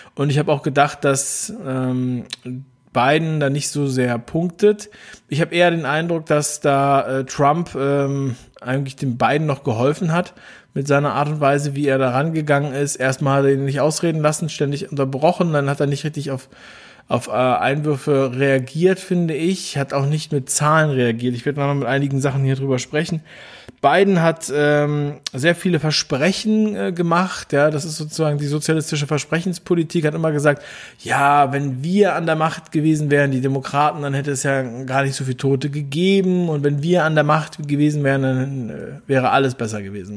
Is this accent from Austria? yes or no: no; Berlin, Germany; ich bin ein Berliner, wie ihr wisst. Ein Ostberliner